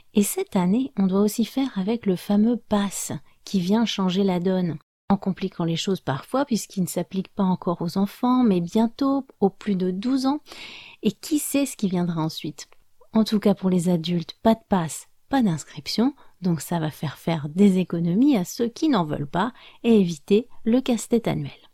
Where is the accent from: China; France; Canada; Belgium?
France; je suis française